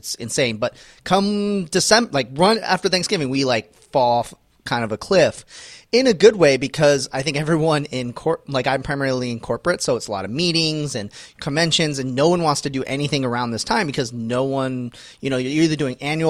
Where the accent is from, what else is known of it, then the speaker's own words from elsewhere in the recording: Canada; I'm Canadian.